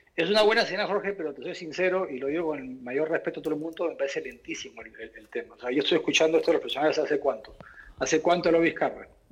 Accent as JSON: {"language": "Spanish", "country": "Peru", "said": "Todos somos peruanos"}